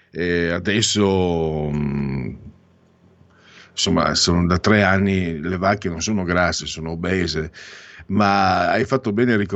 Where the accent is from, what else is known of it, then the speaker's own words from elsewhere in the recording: Friuli-Venezia Giulia, Italy; also born or lived in Veneto; sono mezzo vento, mezzo friulano, comunque vengo dal Friuli